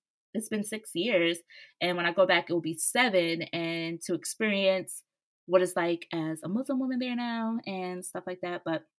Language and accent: English; United States; So I was born up here to a single mom who did her best raising me.